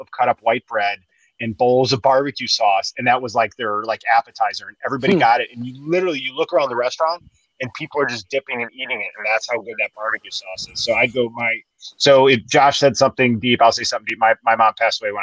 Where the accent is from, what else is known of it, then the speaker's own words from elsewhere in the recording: Chicago, Illinois, United States; I grew up in Chicago, and there was a place in Chicago. I grew up on the north side